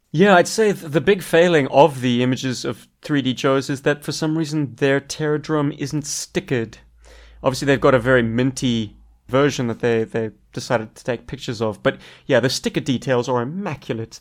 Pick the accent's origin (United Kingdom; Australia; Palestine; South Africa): South Africa